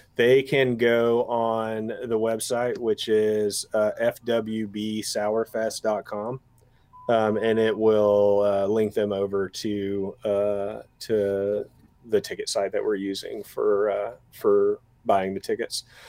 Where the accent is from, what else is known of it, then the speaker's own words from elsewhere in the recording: East Tennessee, United States; I'm from East Tennessee